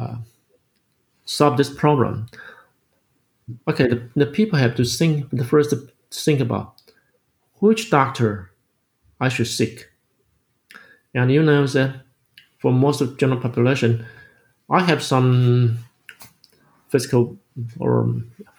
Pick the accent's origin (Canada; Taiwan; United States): Taiwan; I grew up in this country, I grew up in my home country